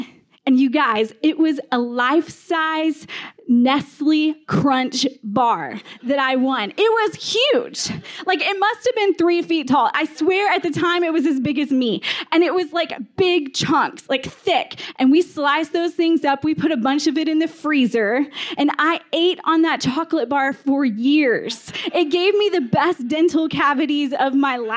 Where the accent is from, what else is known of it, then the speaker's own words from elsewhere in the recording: Texas, United States; now in Calgary, Canada; I grew up in Texas